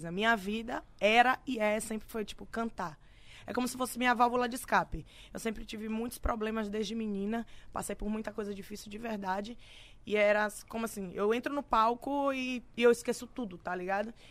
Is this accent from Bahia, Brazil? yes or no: yes; Itabu, Bahia, Brazil; Eu sou da Bahia, sou de Itabu, na Bahia.